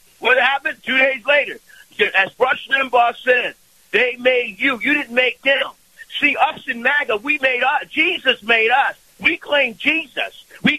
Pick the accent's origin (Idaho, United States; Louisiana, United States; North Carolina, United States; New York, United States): New York, United States; New York City; I was born in the Bronx.